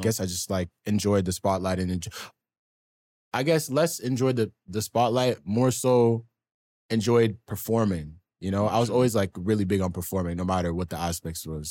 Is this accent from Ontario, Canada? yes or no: yes; Ottawa, Ontario, Canada; also born or lived in Sudbury; I grew up mainly in the East End of Ottawa